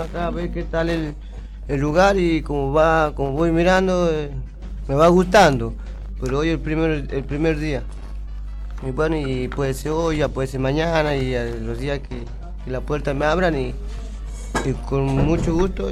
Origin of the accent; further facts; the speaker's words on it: Tartagal, Salta, Argentina; moved away as an adult; now in Mendoza, Argentina; soy de Salta, pero eh, de Tartagal